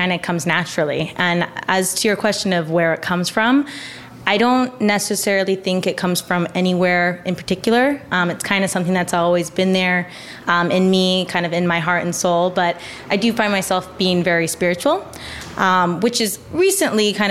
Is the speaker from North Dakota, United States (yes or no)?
no; Oregon, United States; moved away as an adult; also born or lived in Las Vegas, Nevada; growing up, I'm from Oregon.